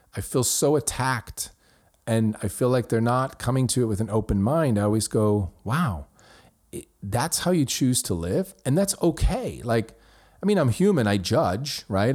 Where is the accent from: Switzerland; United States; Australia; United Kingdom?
Switzerland; my hometown in Switzerland